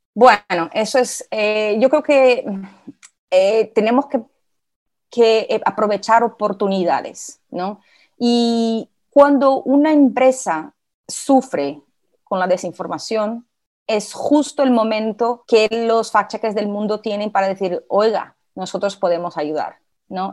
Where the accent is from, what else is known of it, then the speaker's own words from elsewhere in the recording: Brazil; accent: portuñol; Spanish is a second language; soy brasileña, tengo un poquito de portuñol, a veces me sale alguna palabrita que otra en portugués.